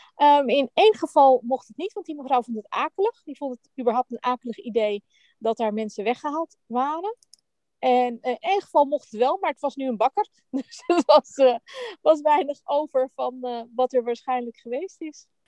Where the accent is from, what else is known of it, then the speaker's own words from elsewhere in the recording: Netherlands; ik ben natuurlijk ook Nederlands